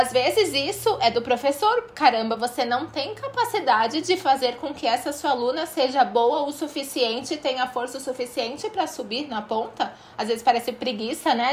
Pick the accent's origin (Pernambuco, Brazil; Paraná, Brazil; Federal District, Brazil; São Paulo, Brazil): São Paulo, Brazil; Santos; 013 porque eu sou aqui de Santos